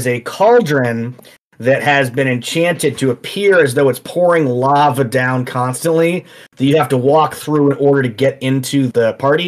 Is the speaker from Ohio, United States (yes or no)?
no; Detroit, Michigan, United States; I grew up in Detroit